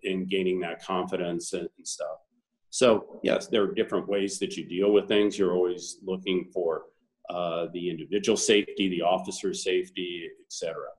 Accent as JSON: {"language": "English", "town": "Boulder", "region": "Colorado", "country": "United States", "tie": "born or raised there", "moved": "yes", "lives_now": "Arizona, United States", "said": "I grew up in Boulder, Colorado"}